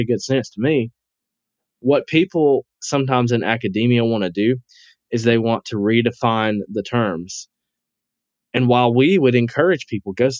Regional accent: North Alabama, United States; When I grew up in North Alabama

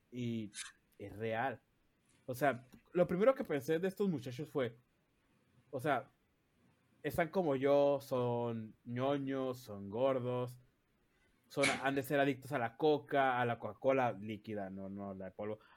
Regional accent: Mexicali, Baja California, Mexico; Somos de Mexicali. Y se dice chido, no chilo.

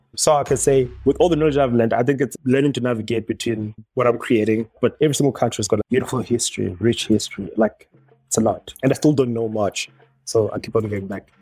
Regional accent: Harare, Zimbabwe; also born or lived in Bulawayo, Zimbabwe / Johannesburg, South Africa; I'm born and raised in Zimbabwe, but then I do switch in between Harare and Johannesburg

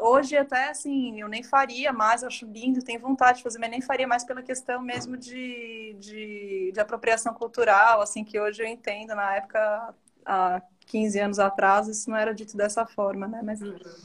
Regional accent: Varginha, Minas Gerais, Brazil; born or raised there; also born or lived in Belo Horizonte

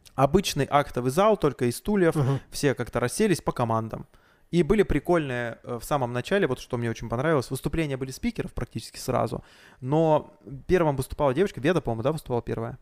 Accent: Blagoveshchensk, Amur Oblast, Russia; с Дальнего Востока, с Благовещенска приехал, вот там мир мероприятие веду

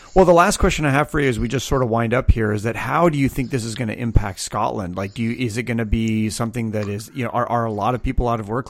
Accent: Canada; I'm Canadian

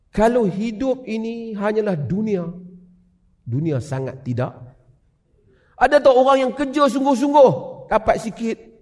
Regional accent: Kedah, Malaysia; saya orang Ustaz Kedah

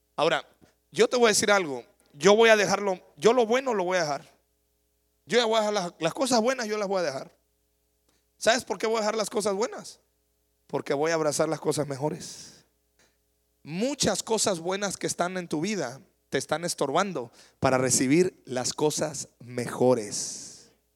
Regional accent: Mexico; Yo me crié en la Noria.

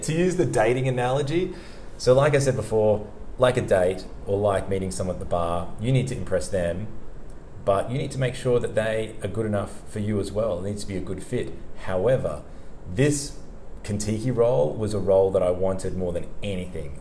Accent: Sydney, New South Wales, Australia; moved away as an adult; also born or lived in Italy / Gold Coast; now in Burleigh Heads, Australia; I'm from Sydney

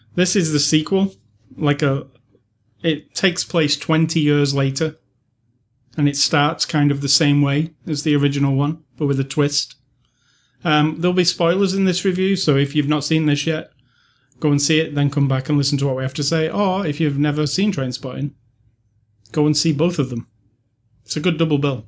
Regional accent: United Kingdom; As a British person who, I have never really had a Scottish friend or lived in Scotland

